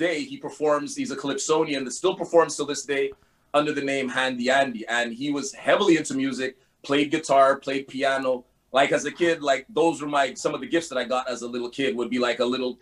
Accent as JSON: {"language": "English", "town": "Montreal", "region": "Quebec", "country": "Canada", "tie": "born or raised there", "said": "I am born and raised in Montreal."}